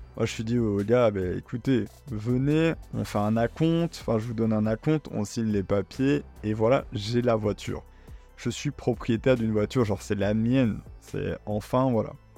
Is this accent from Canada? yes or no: no; Belgium; je suis belge